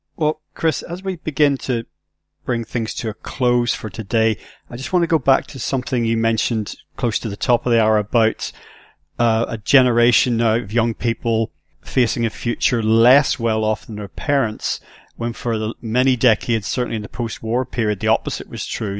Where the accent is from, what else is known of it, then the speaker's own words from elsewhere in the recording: Northern Ireland, United Kingdom; I grew up in Northern Ireland very, very polarized situation there